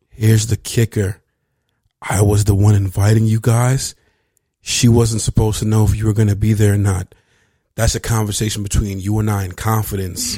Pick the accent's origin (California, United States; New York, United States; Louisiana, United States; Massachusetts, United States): California, United States; Venice; I grew up in Venice